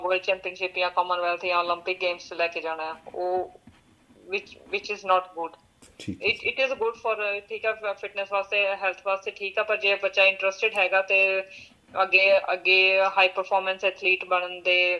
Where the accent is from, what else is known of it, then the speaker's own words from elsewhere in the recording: Mohali, Punjab, India; moved away; also born or lived in Chandigarh; ਪੰਜਾਬ ਤੋਂ ਮੈਂ ਮੋਹਾਲੀ ਤੋਂ ਹਾਂਜੀ